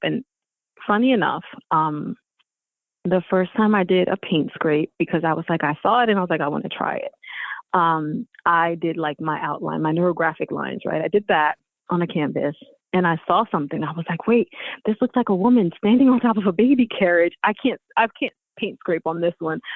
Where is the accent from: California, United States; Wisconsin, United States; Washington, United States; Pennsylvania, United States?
Pennsylvania, United States; Philadelphia; also born or lived in Houston, Texas; I was growing up in North Philly, no TV.